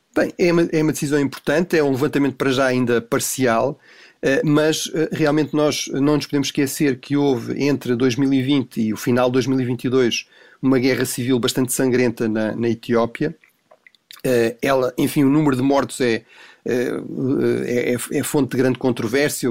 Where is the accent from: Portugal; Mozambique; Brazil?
Portugal; Tomar, Centro; moved away; Bom dia aqui de Tomar